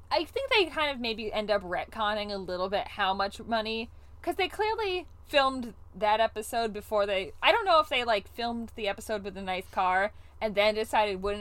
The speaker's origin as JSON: {"language": "English", "region": "Ohio", "country": "United States", "said": "I'm a luddite from Ohio."}